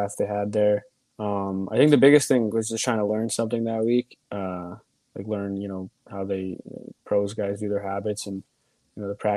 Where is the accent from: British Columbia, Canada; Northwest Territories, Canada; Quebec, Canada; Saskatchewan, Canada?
British Columbia, Canada; Vancouver; moved away as an adult; also born or lived in United States; now in Texas, United States; when we moved to Vancouver